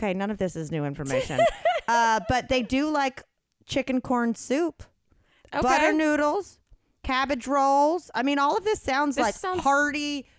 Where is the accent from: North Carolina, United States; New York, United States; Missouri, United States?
North Carolina, United States; We're from North Carolina.